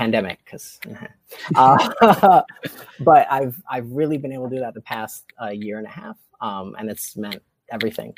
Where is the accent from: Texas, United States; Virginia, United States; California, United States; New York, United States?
New York, United States; moved away as an adult; now in Oxford, Mississippi, United States; as a New Yorker